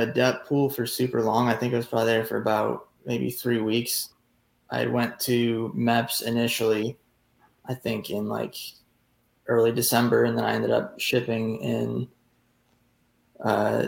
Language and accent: English; Syracuse, New York, United States; I was originally from Syracuse, New York